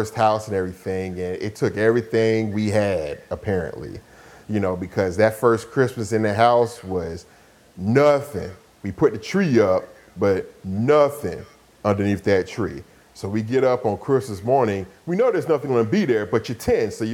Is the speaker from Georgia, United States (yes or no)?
yes; Atlanta, Georgia, United States; also born or lived in Decatur, Georgia; we moved from East Atlanta to actually out to Decatur, out in the suburbs